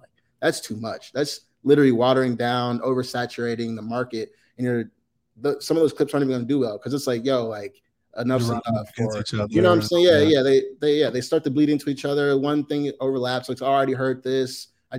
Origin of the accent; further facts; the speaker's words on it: Indianapolis, Indiana, United States; moved away; also born or lived in Los Angeles, California (UCLA); Lawrence, I'm right down the street from Cathedral